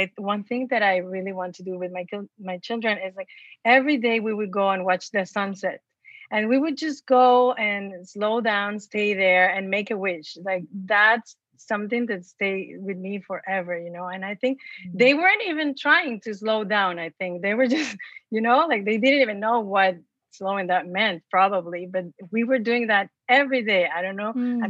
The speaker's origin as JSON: {"language": "English", "country": "Mexico", "tie": "born or raised there", "moved": "yes", "said": "because I was born and raised in Mexico. And so imagine in a small town"}